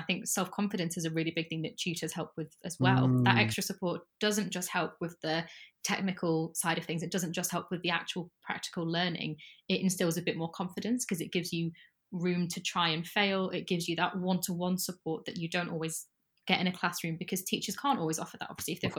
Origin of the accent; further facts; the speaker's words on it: Sheffield, Yorkshire and the Humber, United Kingdom; accent: northern; now in London, United Kingdom; No, it comes back out when I go home. If I talk to my family members, my northern accent comes right back out. But I've been surrounded by Londoners for too long.